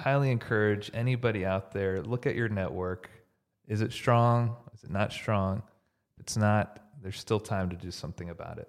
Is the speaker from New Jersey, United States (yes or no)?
no; Houston, Texas, United States; now in Dallas, United States; I grew up in Houston.